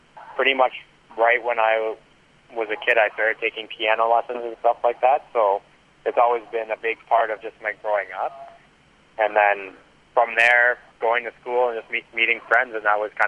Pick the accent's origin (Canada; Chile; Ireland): Canada; being Canadian